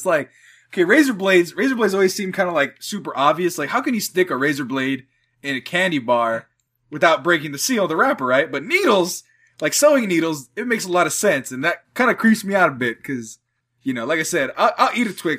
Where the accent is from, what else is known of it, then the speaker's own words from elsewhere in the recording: Central Valley, California, United States; all of us grew up in the Central Valley